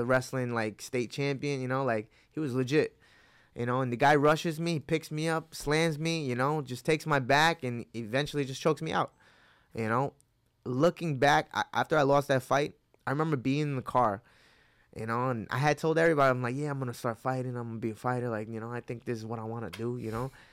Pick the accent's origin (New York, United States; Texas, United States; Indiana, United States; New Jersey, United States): New York, United States; Hudson Valley, upstate; also born or lived in Mexico / Wappingers Falls, New York / Newburgh, New York; I was born in Mexico, but at four years old, I came to, uh, Hudson Valley in, uh, upstate New York